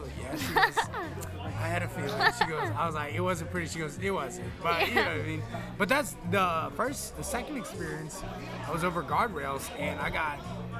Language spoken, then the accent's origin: English; Texas, United States; now in Maui, United States; I grew up in Texas